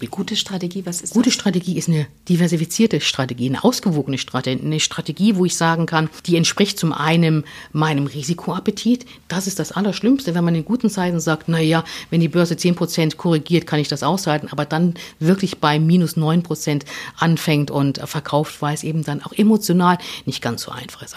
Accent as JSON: {"language": "German", "country": "Germany", "tie": "born or raised there", "said": "ich bin natürlich noch in der DDR aufgewachsen"}